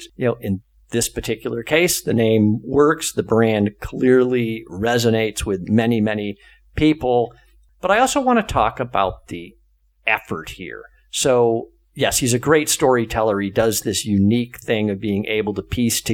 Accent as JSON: {"language": "English", "region": "rural Western Massachusetts", "country": "United States", "tie": "born or raised there", "said": "I grew up in a rural Western Mass small town, son of a funeral director."}